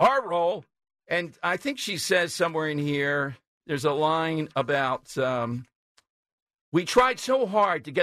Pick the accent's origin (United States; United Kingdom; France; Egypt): United States; Philadelphia, Pennsylvania; I grew up in South Philly and lived in the city all my life